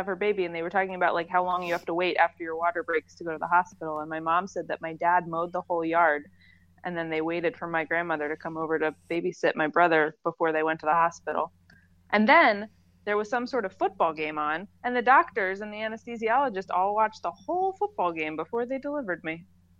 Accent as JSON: {"language": "English", "town": "Houston", "region": "Texas", "country": "United States", "tie": "born or raised there", "said": "I was born in Houston, Texas. And I think I was several weeks late"}